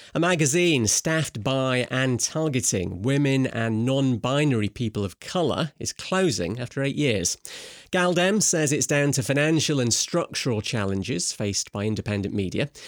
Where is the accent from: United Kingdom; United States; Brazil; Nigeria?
United Kingdom; Scotland; I am Scottish